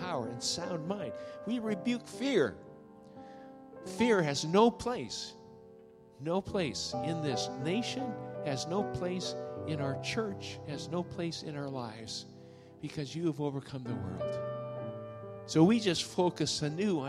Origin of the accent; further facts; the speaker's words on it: Middle West, Midwest, United States; also born or lived in Japan; I grew up in Japan, and then grew up mainly in the Middle West